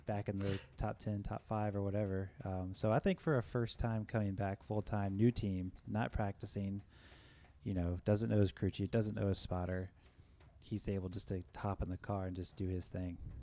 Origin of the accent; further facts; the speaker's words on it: 30 minutes from Richmond, Virginia, United States; three and a half hours from my hometown, and Richmond was just 30 minutes up the road.